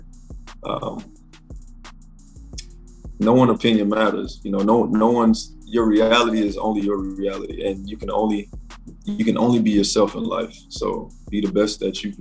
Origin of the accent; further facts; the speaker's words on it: Miami, Florida, United States; moved away as an adult; also born or lived in Atlanta, Georgia; I'm from Miami